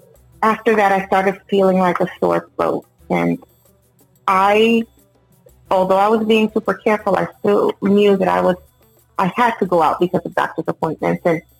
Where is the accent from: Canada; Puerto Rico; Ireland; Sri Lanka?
Puerto Rico; also born or lived in New York, United States; I was born in Puerto Rico, raised between Puerto Rico, New York, and now I reside over here in the Tampa area.